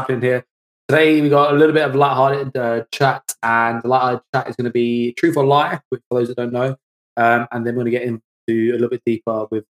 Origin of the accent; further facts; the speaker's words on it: Croydon, London, United Kingdom; I'm from Croydon